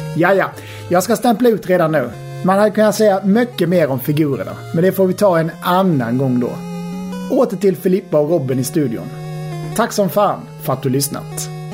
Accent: Halmstad, Halland County, Sweden; Jag är ju från Halmstad

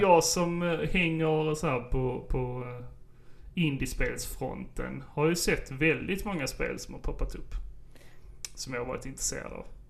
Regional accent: Sjöbo, Skåne, Sweden; Vi har en skidback i Sjöbo där jag växte upp

